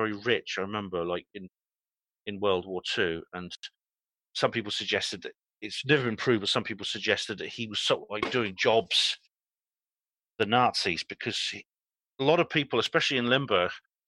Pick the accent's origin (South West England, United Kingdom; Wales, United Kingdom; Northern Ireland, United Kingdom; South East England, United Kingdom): Wales, United Kingdom; West; although I'm from West Wales